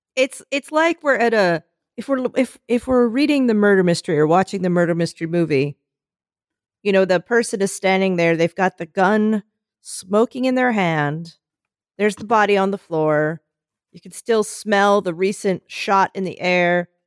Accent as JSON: {"language": "English", "town": "Philadelphia", "region": "Pennsylvania", "country": "United States", "said": "I'm from Philadelphia"}